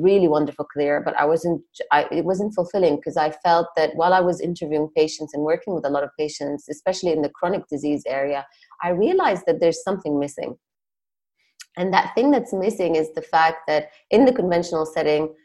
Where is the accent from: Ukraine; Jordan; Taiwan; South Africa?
Jordan; moved away as an adult; also born or lived in Palestine / Nottingham, United Kingdom / Cambridge, United Kingdom / New York, United States; originally I'm Palestinian. I grew up in Jordan and left when I was 18